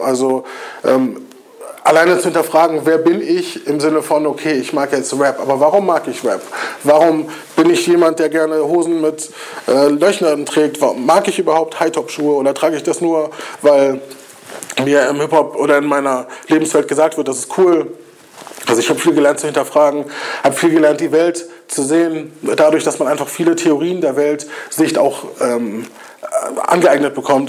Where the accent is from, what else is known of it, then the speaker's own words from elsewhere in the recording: Kiel, Schleswig-Holstein, Germany; ich bin auch Kieler und ich kenne die Strukturen in Kiel und ich weiß, was mir als Jugendlichen gefehlt hat.